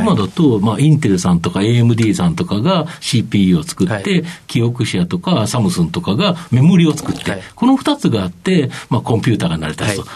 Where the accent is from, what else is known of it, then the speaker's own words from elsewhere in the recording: Kobe, Hyogo, Japan; 僕もあの神戸で生まれ育った